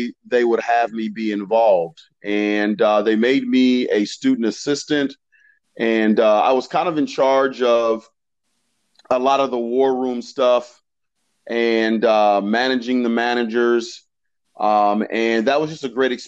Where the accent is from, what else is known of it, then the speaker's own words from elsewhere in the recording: Warrensville Heights, Ohio, United States; I had a great childhood growing up. I'm from a little small suburb called Warrensville Heights. It's a suburb of Cleveland.